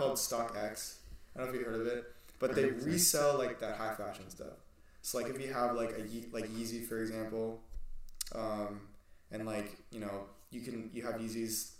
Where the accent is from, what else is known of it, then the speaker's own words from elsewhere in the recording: Southern California, United States; we grew up in SoCal, so we're SoCal boys